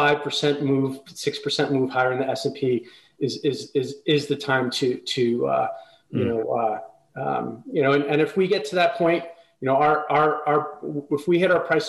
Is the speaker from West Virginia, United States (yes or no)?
no; New Jersey, United States; we moved around a little bit and I grew up mostly in New Jersey